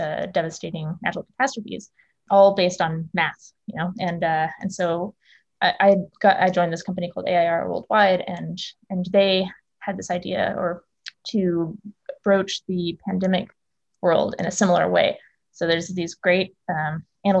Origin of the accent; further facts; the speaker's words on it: Texas, United States; I grew up in Texas, went to the University of Texas